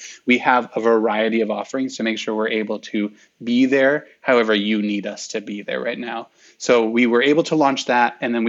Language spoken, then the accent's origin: English; Midwest, United States; Like I did the nod because I'm from the Midwest. You know the Midwestern nod, hello.